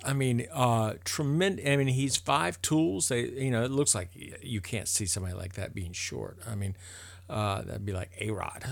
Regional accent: Tampa, Florida, United States; I grew up playing baseball in Tampa with a bunch of Cuban players

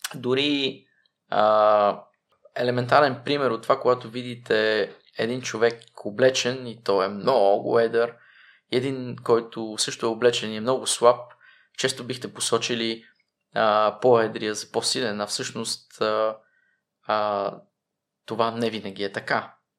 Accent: Pazardzhik, Pazardzhik Province, Bulgaria; moved away as an adult; also born or lived in Czech Republic; веднага след казармата се прибрах в моя роден град Пазарджик

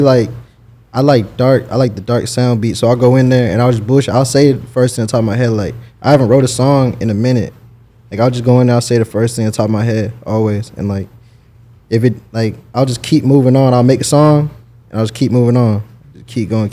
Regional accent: Jacksonville, Florida, United States; also born or lived in Texas; now in Los Angeles, United States; I was born in Texas. But then I moved to Jacksonville at a young age. So pretty much I was raised out here

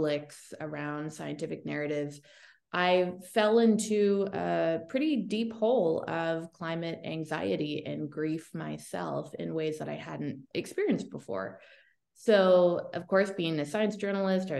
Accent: Toronto, Ontario, Canada; I am from Toronto, Canada, born and raised.

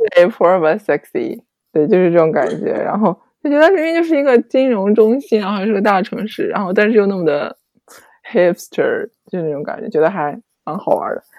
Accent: China; also born or lived in Netherlands / Germany; 我是中国人，然后我之前是在荷兰念书，然后在德国工作

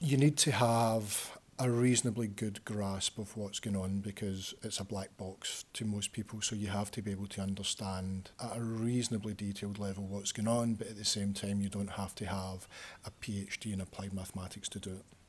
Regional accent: Glasgow, Scotland, United Kingdom; moved away as an adult; now in Leeds, United Kingdom; I'm from Glasgow

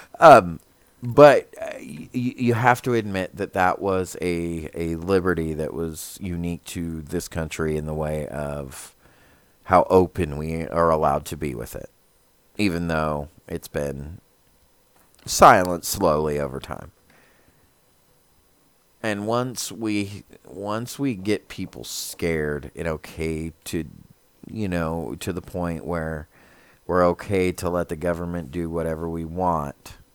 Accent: United States; as an American

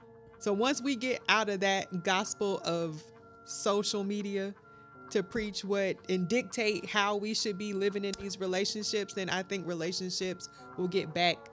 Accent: Decatur, Georgia, United States; I'm from Decatur. I'm a Georgia native.

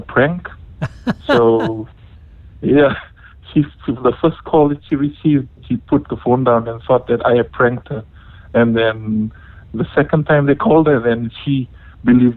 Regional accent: Fiji; moved away as an adult; now in Bay Area, United States; I'm from Fiji, born and raised in Fiji

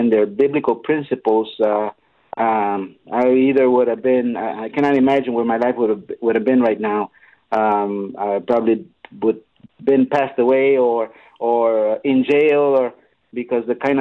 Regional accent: Laredo, Texas, United States; also born or lived in Corpus Christi, Texas / Denver, Colorado; we lived here all our lives in Laredo.

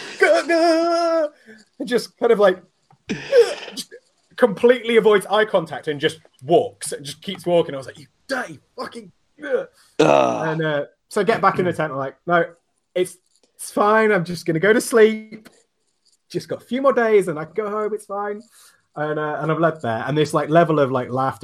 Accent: England, United Kingdom; I'm English

